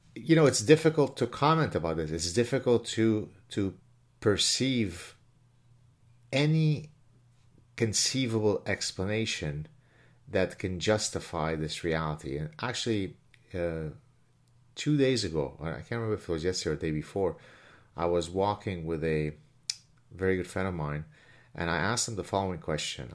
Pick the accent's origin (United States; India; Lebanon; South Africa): Lebanon; now in Quebec, Canada; I grew up in the Lebanese Civil War